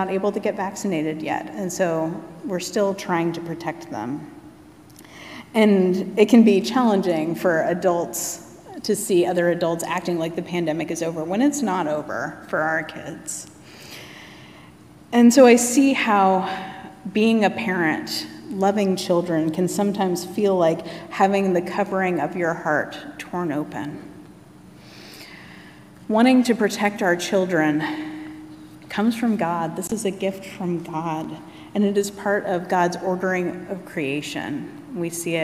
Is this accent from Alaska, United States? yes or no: yes; Anchorage, Alaska, United States; I was born and raised in Anchorage, Alaska